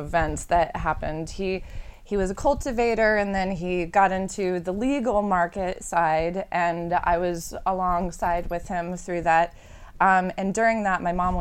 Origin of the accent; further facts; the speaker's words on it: St. Louis, Missouri, United States; moved away as an adult; now in San Francisco, United States; we're from St. Louis